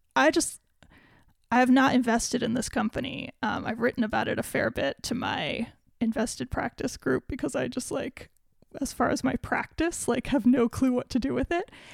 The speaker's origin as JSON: {"language": "English", "country": "United States", "said": "I, as an American"}